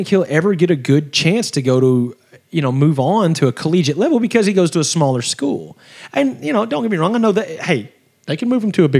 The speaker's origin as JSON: {"language": "English", "region": "Arkansas", "country": "United States", "said": "Which is strange because we're both from Arkansas."}